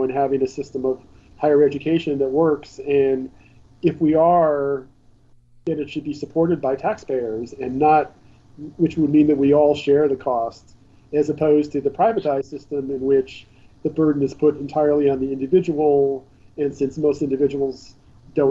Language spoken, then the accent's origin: English; Pennsylvania, United States; in Pennsylvania, my home state